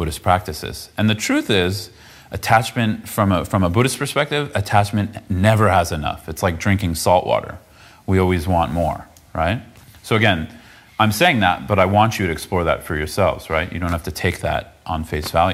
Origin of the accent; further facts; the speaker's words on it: south of San Francisco, California, United States; I grew up south of San Francisco